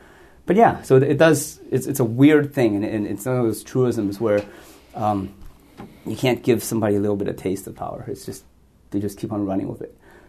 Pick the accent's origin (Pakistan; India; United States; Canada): Canada; born or raised there; also born or lived in Hong Kong